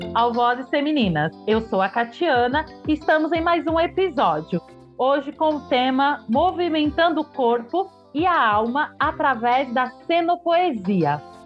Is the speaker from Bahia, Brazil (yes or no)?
yes; Santo Estêvão, Bahia, Brazil; Eu sou de Santo Estevo